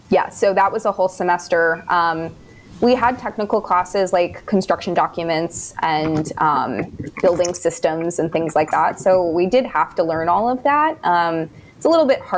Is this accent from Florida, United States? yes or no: no; New Jersey, United States; moved away as an adult; now in New York City, United States; she has the practice in my hometown in New Jersey